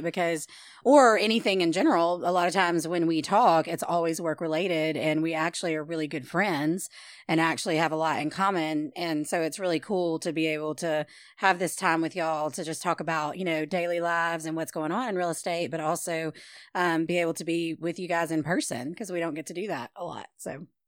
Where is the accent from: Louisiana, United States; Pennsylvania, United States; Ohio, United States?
Louisiana, United States; Shreveport; also born or lived in Benton, Louisiana; I was born and raised in Shreveport